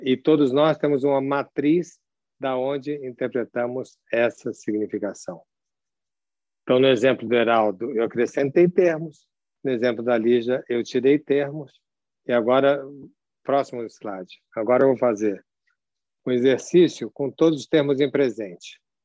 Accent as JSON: {"language": "Portuguese", "region": "São Paulo", "country": "Brazil", "accent": "partly Rio", "said": "eu sou paulista, embora tenha um sotaque com o pé no Rio, porque eu venho de uma mescla familiar"}